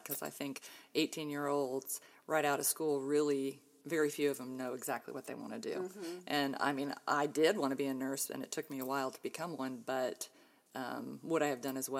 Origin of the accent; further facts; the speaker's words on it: Ohio, United States; born there; I was born in Ohio and have two older sisters. We're all within about 3 years of each other. So we're Irish triplets, as they say. We all were pretty good growing up, pretty close. We moved around a lot as kids.